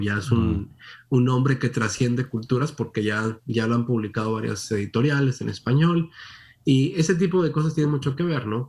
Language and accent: Spanish; Monterrey, Nuevo León, Mexico; moved away as an adult; nací en Monterrey, México, como mencionabas. Ahí no solamente nací, ahí me crié. Ah, estuve ahí hasta los 19, 18 años más o menos